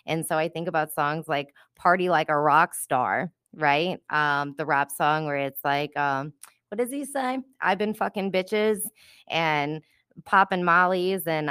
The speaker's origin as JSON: {"language": "English", "town": "New Orleans", "region": "Louisiana", "country": "United States", "tie": "born or raised there", "said": "Growing up in New Orleans"}